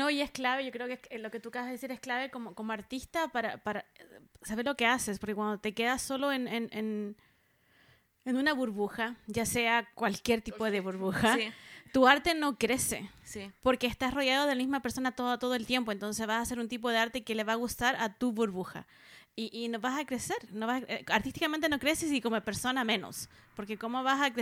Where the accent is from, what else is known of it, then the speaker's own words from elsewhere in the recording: Santiago, Santiago Metropolitan Region, Chile; Y además salí de la burbuja de Santiago, colegio privado